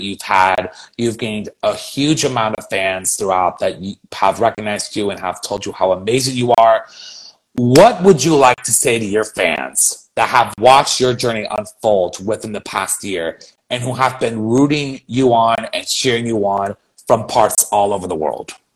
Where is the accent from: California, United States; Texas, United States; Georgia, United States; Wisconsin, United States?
California, United States; San Francisco; my hometown of San Francisco